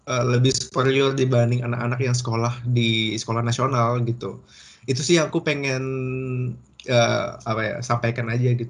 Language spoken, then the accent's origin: Indonesian; Indonesia; now in Germany; gue tuh nggak semata-mata ngebawa kebiasaan gue yang di Indo, selain gue bawa bahasa Indo gue ke sini